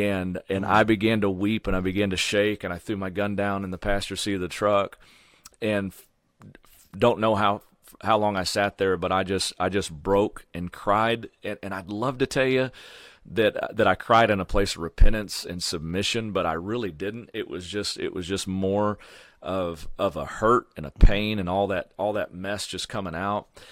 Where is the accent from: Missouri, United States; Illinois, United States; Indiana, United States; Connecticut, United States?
Missouri, United States; Sullivan; which is my hometown, Sullivan, Missouri